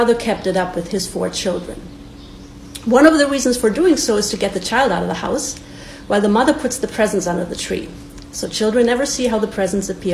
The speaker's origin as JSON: {"language": "English", "town": "Bad Wildungen", "region": "Hesse", "country": "Germany", "tie": "born or raised there", "moved": "yes", "said": "So I was born in 1981 in Germany, in the home of Snow White and the Seven Dwarfs. The town is called Bad Wildungen"}